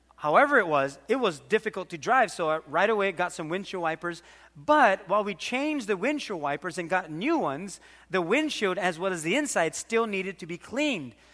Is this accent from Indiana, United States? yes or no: no; Waimanalo, Hawaii, United States; We had this pet duck growing up in Waimanalo